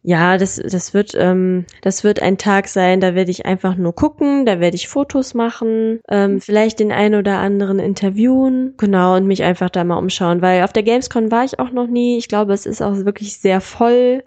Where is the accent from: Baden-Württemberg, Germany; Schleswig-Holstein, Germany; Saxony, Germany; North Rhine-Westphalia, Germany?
North Rhine-Westphalia, Germany; Solingen; die kleine Stadt, wo ich herkomme eigentlich